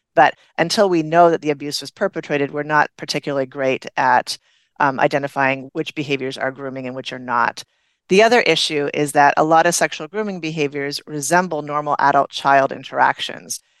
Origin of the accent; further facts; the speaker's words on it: Canada; moved away; I'm originally from Canada